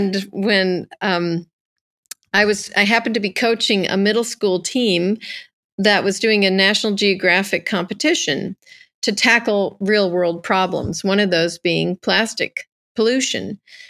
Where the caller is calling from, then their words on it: Carmel, California, United States; I'm calling in from California, Carmel, California.